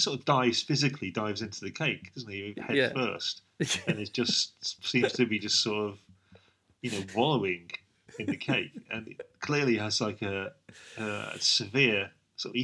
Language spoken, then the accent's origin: English; United Kingdom; we're British